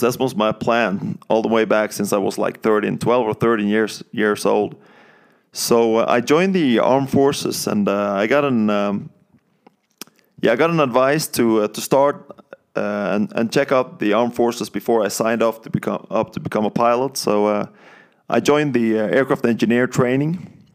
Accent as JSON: {"language": "English", "area": "countryside outside Bergen", "region": "Vestland", "country": "Norway", "tie": "born or raised there", "moved": "as an adult", "said": "I'm from Norway and, um, I grew up, uh, on the countryside of Norway, uh, outside Bergen"}